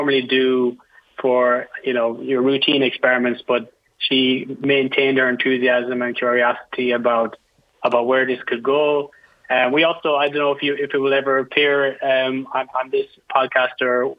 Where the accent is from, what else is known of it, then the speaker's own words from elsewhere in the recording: Ireland; now in United States; I'm from Ireland